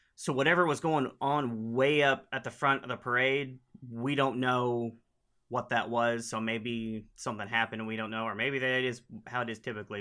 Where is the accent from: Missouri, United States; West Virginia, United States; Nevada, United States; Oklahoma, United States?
Oklahoma, United States; I'm from Oklahoma, and we use y'all all the time